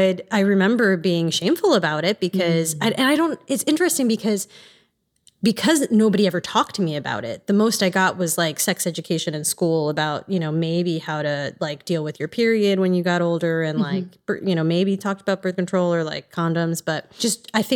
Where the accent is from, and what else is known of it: East Coast, United States; born or raised there